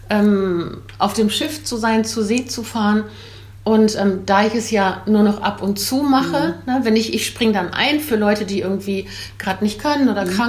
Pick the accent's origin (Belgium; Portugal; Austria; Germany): Belgium; born there; Ich bin gebürtige Belgierin, 59 Jahre alt